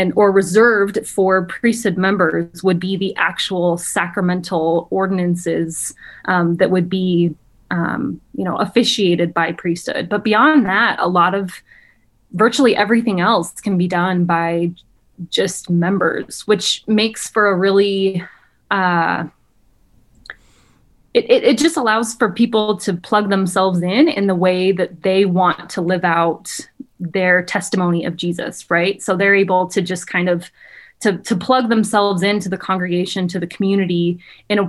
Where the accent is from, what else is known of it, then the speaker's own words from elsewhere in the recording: Provo, Utah, United States; born and raised in Provo